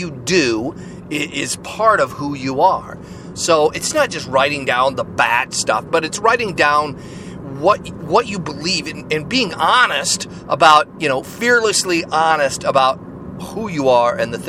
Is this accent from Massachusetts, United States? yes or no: no; Seattle, Washington, United States; my hometown, right here in Seattle, Washington.